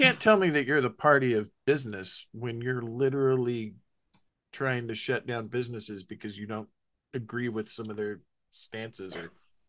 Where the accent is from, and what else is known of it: Oklahoma, United States